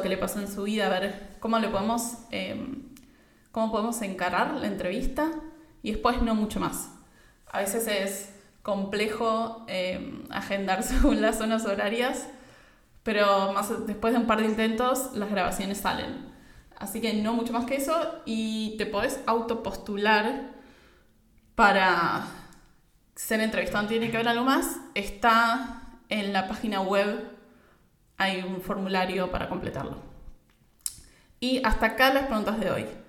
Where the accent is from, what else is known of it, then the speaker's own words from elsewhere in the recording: Argentina; yo soy de Argentina